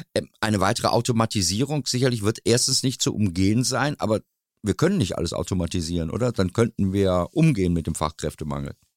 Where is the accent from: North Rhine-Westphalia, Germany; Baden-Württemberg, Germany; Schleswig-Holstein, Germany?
North Rhine-Westphalia, Germany; Dortmund; bei uns in Dortmund